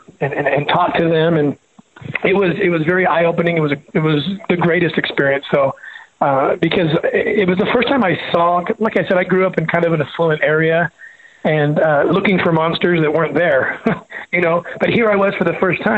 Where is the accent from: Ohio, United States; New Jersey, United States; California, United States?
California, United States; Los Angeles; when I was growing up in Southern California